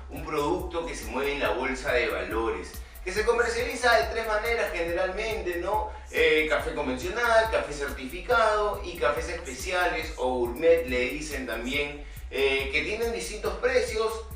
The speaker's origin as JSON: {"language": "Spanish", "country": "Peru", "said": "como somos los peruanos recontrapositivos"}